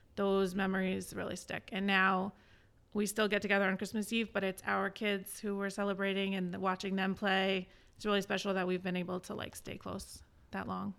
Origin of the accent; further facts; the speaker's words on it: East Greenwich, Rhode Island, United States; I grew up in East Greenwich